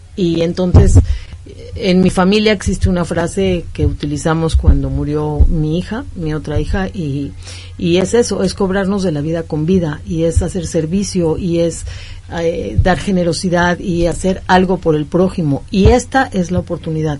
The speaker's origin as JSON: {"language": "Spanish", "country": "Mexico", "said": "Somos ciudadanos mexicanos"}